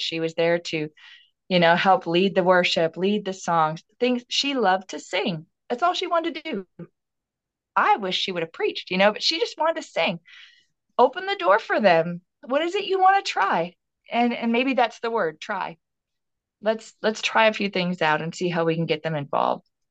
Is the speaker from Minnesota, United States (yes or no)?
yes; Minnesota, United States; moved away as an adult; now in Texas, United States; I grew up, born and raised in Minnesota